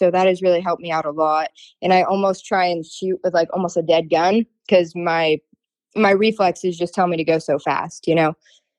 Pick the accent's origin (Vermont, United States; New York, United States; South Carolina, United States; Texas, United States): Vermont, United States; now in Florida, United States; So I'm originally from Vermont. My dad, now I live down in Florida